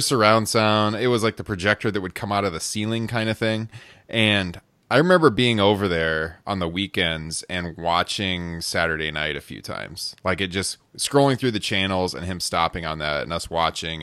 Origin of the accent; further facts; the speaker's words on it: Midwest, United States; growing up in the Midwest